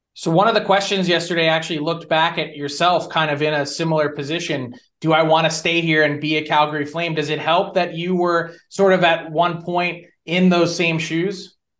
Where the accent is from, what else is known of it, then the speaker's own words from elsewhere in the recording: United States; as an American myself, I've worked in Canada for eight years